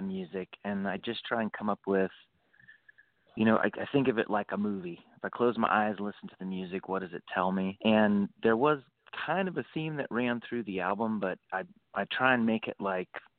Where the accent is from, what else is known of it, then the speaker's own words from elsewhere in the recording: Boise, Idaho, United States; moved away as an adult; I grew up in Boise, Idaho